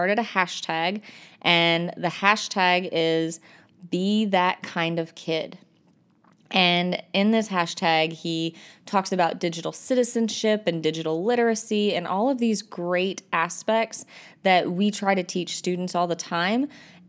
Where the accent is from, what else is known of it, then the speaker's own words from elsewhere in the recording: North Carolina, United States; I'm an ITF from North Carolina. And this episode, I'm coming to you from Texas and ISTE.